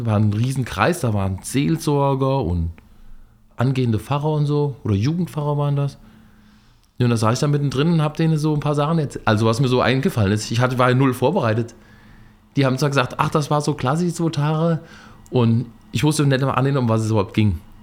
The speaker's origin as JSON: {"language": "German", "town": "Fulda", "region": "Hesse", "country": "Germany", "said": "Ich komme aus Fulda und bin dieses Jahr 50 geworden"}